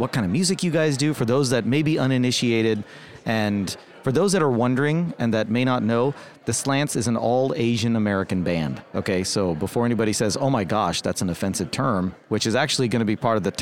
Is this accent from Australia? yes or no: no; India; now in United States; I'm of Indian origin, right? My family's from India. I was born there.